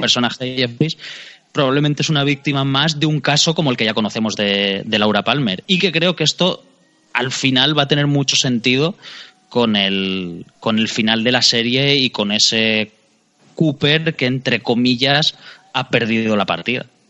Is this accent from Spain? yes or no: yes; Alicante, Valencian Community, Spain; los dos somos de Alicante